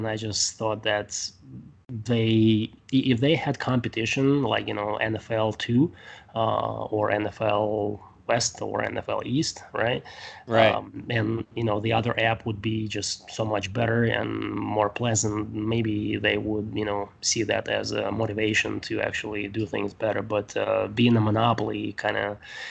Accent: Siberia, Russia; now in United States; because I'm from Russia, from Siberia

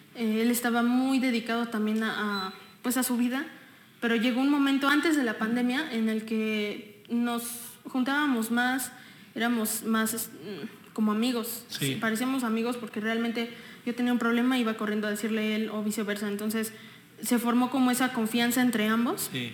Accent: Texcoco, State of Mexico, Mexico; Nací en la Ciudad de México y un día después me vine a vivir a Texcoco. Entonces, soy texcocana

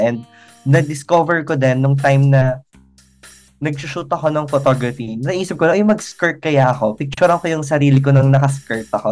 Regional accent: Calabarzon, Philippines; moved away; Tuwing umuwi ako sa Cavite

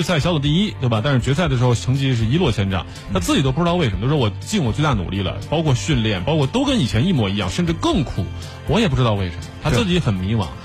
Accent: China; 我们中国人的生活

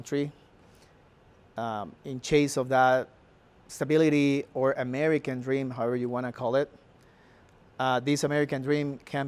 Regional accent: Cartagena, Bolívar, Colombia; moved away as an adult; now in Colorado, United States; I'm just a Colombian, born in Cartagena, that had the pleasure and the blessing to come to this country

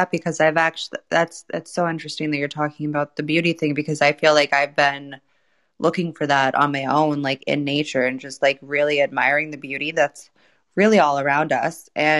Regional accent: Florida, United States; moved away as an adult; I grew up in Florida my entire life. There's no seasons there.

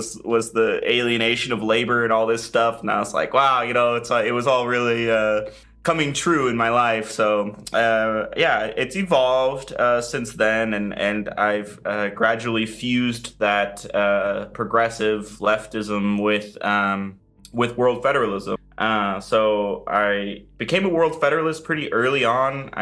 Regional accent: Seattle, Washington, United States; moved away as an adult; now in Berlin, Germany; I'm from Seattle in the U.S., and I moved to Europe about 2.5 years ago for university.

